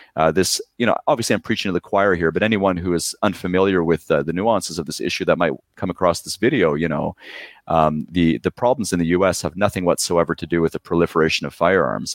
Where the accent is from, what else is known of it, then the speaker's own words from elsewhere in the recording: Poland; now in Surrey, Canada; I was born in Poland